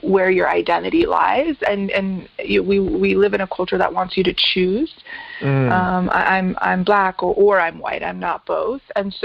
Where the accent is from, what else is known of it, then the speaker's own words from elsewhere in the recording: Colorado Springs, Colorado, United States; So I was born and raised in Colorado Springs, Colorado. So I am a Colorado native